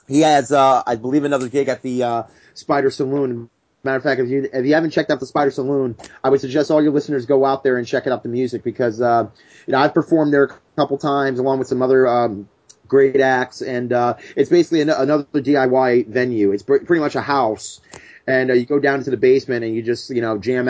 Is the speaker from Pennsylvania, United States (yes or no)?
no; New Jersey, United States; we're from Jersey